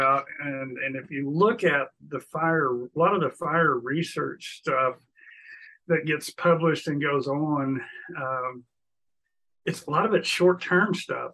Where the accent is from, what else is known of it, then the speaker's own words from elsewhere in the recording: Southwest Oklahoma, United States; also born or lived in Lubbock, Texas; I grew up here in Oklahoma. So I'm a Oklahoma, grew up in Southwest Oklahoma